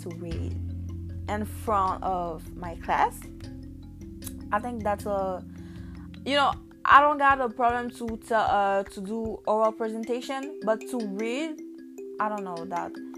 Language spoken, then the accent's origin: English; Canada; born or raised there; first language Haitian Creole; English is a second language; also born or lived in Haiti